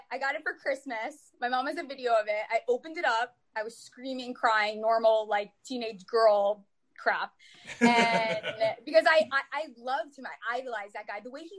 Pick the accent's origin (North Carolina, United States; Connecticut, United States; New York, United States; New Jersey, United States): Connecticut, United States; born and raised Giants fan. I'm from Connecticut. So obviously remotely around the area